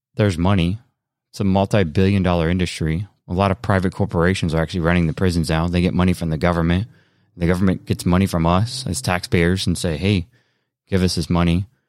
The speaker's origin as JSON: {"language": "English", "country": "United States", "said": "we, as American people"}